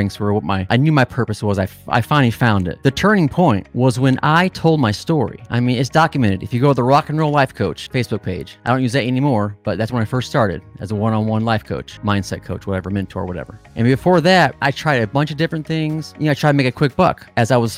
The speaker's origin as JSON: {"language": "English", "region": "Midwest", "country": "United States", "tie": "born or raised there", "said": "growing up in the Midwest"}